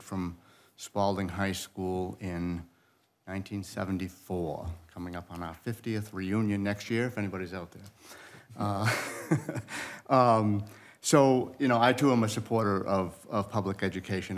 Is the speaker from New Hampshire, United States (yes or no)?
yes; Rochester, New Hampshire, United States; I grew up in East Rochester